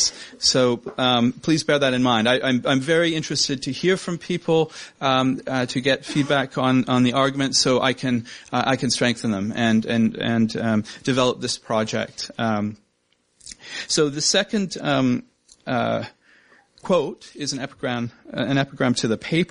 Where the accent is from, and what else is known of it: Canada